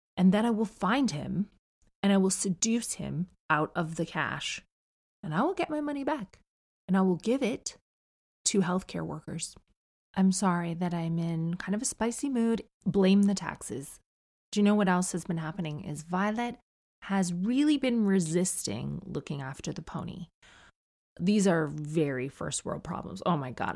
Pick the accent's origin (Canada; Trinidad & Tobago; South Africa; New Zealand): Canada; moved away